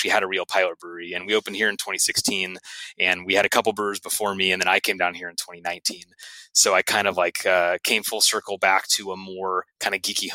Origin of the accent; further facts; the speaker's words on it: Santa Cruz, California, United States; also born or lived in Santa Barbara; I grew up in Santa Cruz, up closer to Northern California, and I've kind of been making my way down south over the years.